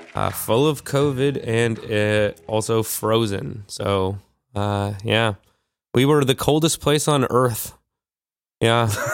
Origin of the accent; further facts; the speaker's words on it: Vancouver, British Columbia, Canada; I'm from Vancouver